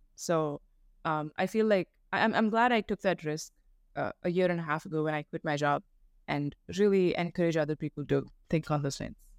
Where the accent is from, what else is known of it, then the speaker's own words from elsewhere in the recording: India; moved away as an adult; now in United States; growing up in India